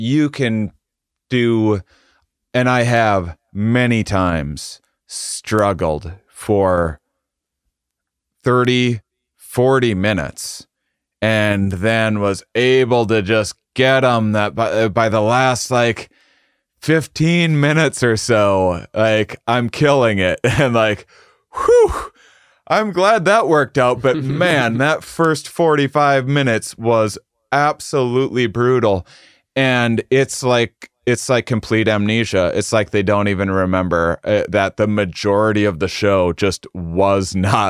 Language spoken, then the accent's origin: English; Midwest, United States; We're both from the Midwest. And so then the audience will be like, you're just ripping off Jim Gaffigan. Like, no, we're both ripping off a Midwestern upbringing.